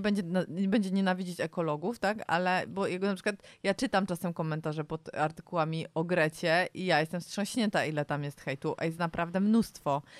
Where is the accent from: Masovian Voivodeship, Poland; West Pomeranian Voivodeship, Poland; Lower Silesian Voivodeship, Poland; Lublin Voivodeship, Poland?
Masovian Voivodeship, Poland; Warsaw; my jesteśmy z Warszawy